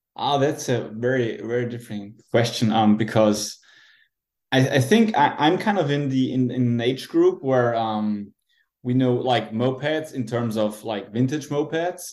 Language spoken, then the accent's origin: English; Austria; also born or lived in Salzburg, Austria; I'm from Austria.